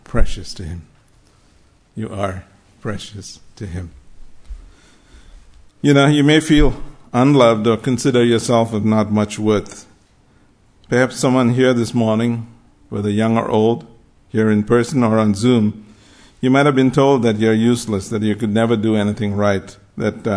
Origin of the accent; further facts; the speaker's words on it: Mumbai, Maharashtra, India; I grew up in Bombay in the late 60s, early 70s as a high school, college and school, we only had the King James